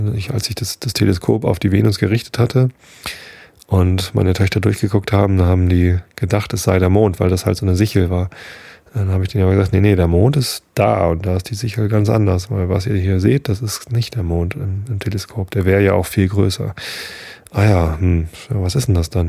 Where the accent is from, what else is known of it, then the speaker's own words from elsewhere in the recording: Hamburg, Germany; Bin doch Hamburger